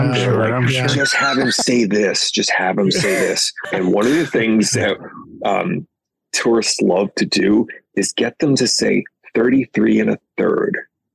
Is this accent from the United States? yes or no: yes; United States; now in Ireland; Americans, I find, like myself particularly, we have a toilet humor. Like I grew up on The Simpsons and with the Family Guy